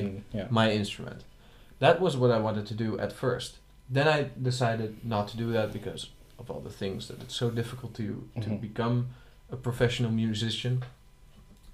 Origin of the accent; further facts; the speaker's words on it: Schiedam, South Holland, Netherlands; I am from Schiedam, which is next to Rotterdam